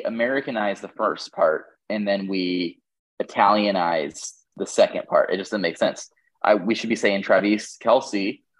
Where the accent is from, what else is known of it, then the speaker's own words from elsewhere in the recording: England, United Kingdom; I'm English